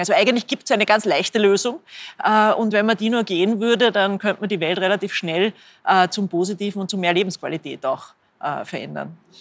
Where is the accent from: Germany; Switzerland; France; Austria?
Austria; Linz, Upper Austria; ich bin selber aus Linz